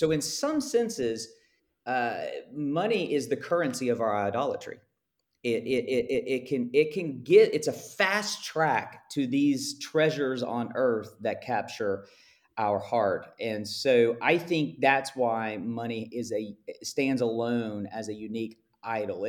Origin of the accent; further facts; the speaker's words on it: United States; I'm speaking as an American here who swims in circles of high, high wealth